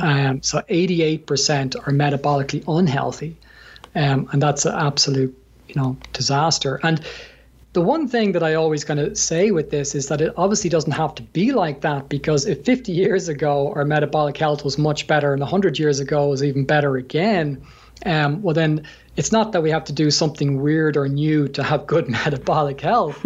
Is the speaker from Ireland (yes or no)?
yes; Ireland; from my accent, I'm from Ireland, so um, we're we're known for a, a, drinking culture